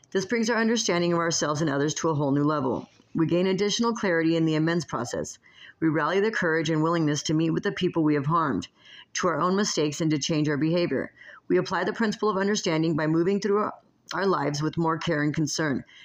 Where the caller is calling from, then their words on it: Las Vegas, Nevada, United States; I come to you from Las Vegas, Nevada